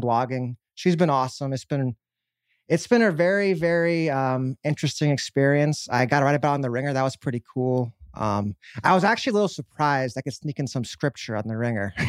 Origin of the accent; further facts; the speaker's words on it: Dallas, Texas, United States; my hometown